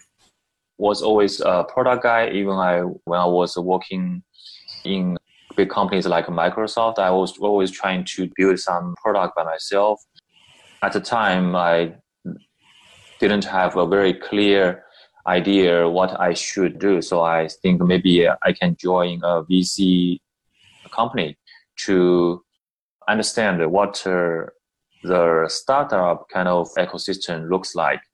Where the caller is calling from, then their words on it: Shanghai, China; I'm calling from Shanghai